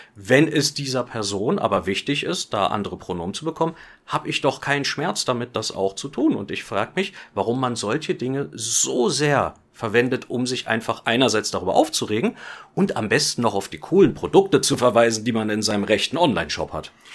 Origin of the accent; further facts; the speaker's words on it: Germany; Ich bin ja auch Deutscher